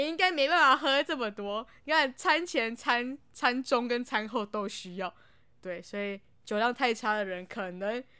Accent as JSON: {"language": "Chinese", "country": "Taiwan", "said": "我们台湾人"}